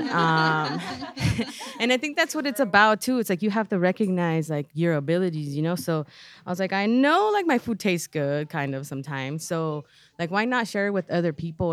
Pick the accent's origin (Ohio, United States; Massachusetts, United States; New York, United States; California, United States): California, United States; Los Angeles; I'm from Pacoima. I've always lived in Pacoima. Um, we moved there when I was three.